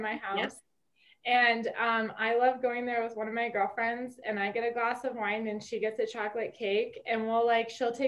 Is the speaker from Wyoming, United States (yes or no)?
yes; Wyoming, United States; now in Colorado Springs, United States; I'm originally from Wyoming